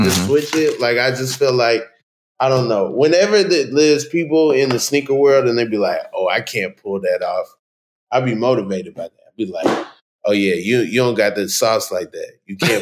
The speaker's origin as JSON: {"language": "English", "town": "New York City", "region": "New York", "country": "United States", "said": "I'm from Queens"}